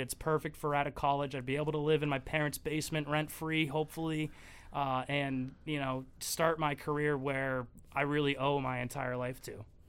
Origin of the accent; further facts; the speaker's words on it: New England, United States; growing up in New England